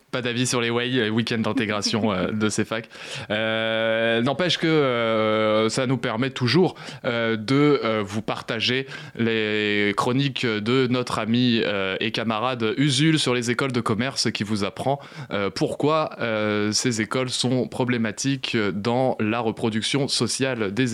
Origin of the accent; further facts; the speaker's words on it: France; moins de morts que chez nous en France, bon franchouillard.